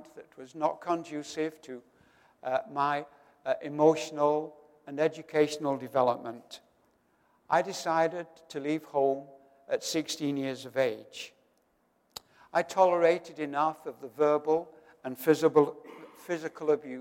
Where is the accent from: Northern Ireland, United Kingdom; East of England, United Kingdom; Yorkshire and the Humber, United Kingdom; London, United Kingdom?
Yorkshire and the Humber, United Kingdom; Doncaster; my hometown of Doncaster in northern England